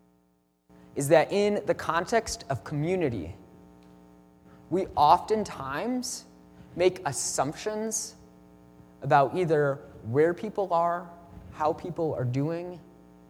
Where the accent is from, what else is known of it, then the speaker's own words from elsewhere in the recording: Midwest, United States; I'm from the Midwest